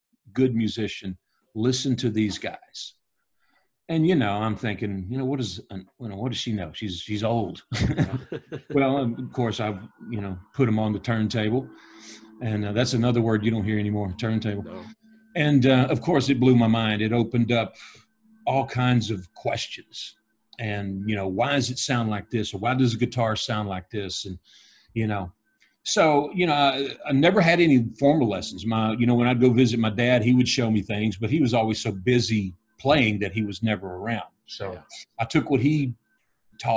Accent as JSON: {"language": "English", "town": "Dallas", "region": "Texas", "country": "United States", "tie": "born or raised there", "said": "I was born in Dallas, Texas, in November 7th, 1962"}